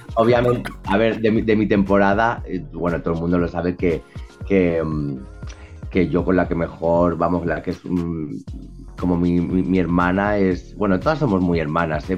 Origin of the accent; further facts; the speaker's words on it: Spain; accent: súper español; con mi acento súper español